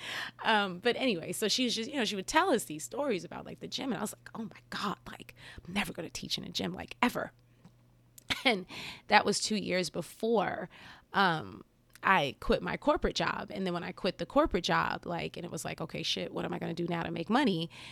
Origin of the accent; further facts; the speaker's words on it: New Jersey, United States; growing up in New Jersey